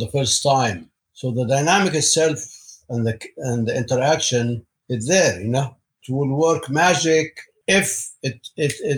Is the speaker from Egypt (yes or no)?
yes; Egypt; moved away as an adult; now in United States; I grew up in Egypt, in an Egyptian family